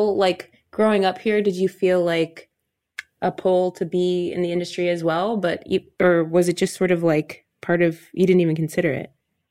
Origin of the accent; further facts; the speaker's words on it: Midwest, United States; I'm from the Midwest